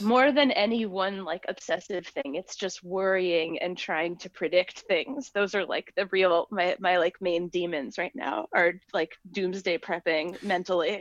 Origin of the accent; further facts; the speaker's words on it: Cambridge, Massachusetts, United States; I'm from Cambridge